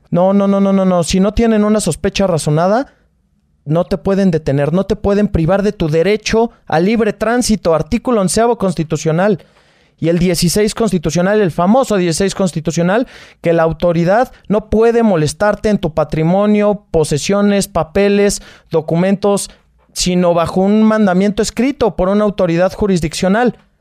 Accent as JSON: {"language": "Spanish", "town": "Naucalpan", "region": "State of Mexico", "country": "Mexico", "said": "Yo soy de Naucalpan, Estado de México."}